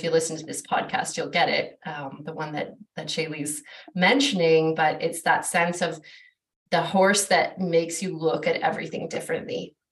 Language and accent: English; Vancouver, British Columbia, Canada; I grew up in Vancouver, which is like our biggest city here in British Columbia